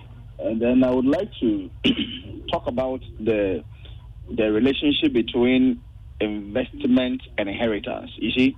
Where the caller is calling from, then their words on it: Cape Coast, Central Region, Ghana; I'm calling from Cape Coast.